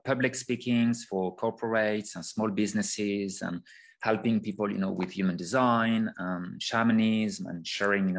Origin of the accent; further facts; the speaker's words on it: France; accent: French; English is a second language; I'm a French person. You can hear my sexy, beautiful accent.